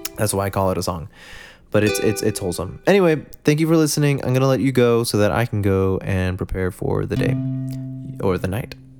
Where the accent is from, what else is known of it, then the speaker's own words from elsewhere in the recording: United States; I'm from America